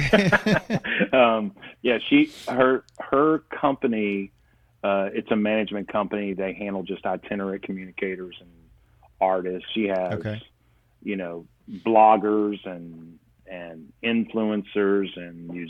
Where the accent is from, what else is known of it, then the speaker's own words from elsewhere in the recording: South Alabama, United States; I grew up in South Alabama